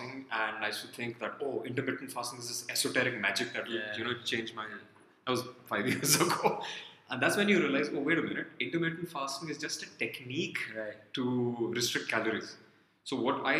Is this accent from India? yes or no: yes; Punjab, India; moved away; I come from India, from Punjab, where we are ubiquitous with ghee